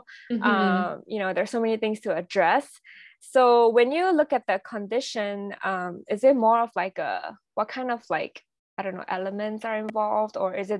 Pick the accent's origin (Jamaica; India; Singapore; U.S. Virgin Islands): Singapore; I was from Singapore. I was raised mm-hmm. in Singapore.